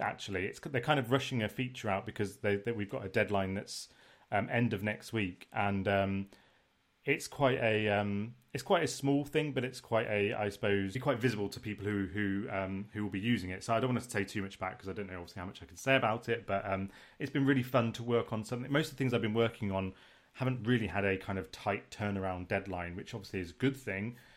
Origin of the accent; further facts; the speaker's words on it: United Kingdom; we're British